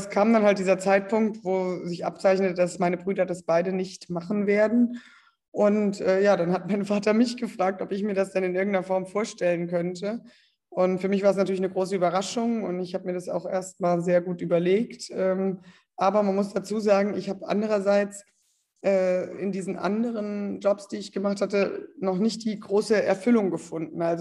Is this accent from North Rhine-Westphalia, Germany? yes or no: no; Calden, Hesse, Germany; ich bin 35 Jahre alt, ich komme aus Kalden bei Kassel in Nordhessen.